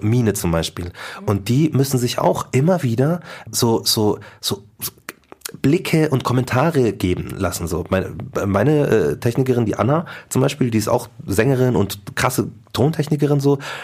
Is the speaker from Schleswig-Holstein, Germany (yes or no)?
no; Markt Schwaben, Bavaria, Germany; ich bin in Marktraben groß geworden